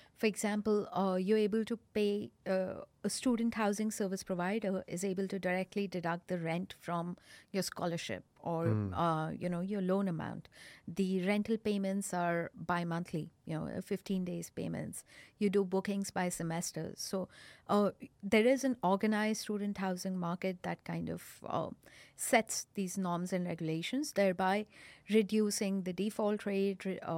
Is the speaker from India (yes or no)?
yes; Delhi, India; I am from Delhi, born, brought up in Delhi, grew up, spent most of my childhood in Delhi.